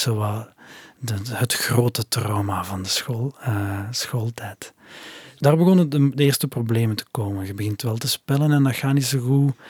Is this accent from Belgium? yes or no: yes; Flanders, Belgium; bij ons in Torp